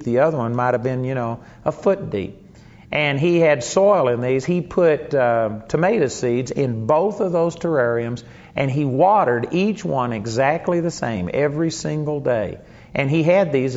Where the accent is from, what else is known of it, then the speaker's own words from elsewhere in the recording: Arlington, Texas, United States; the house that I grew up in Arlington, Texas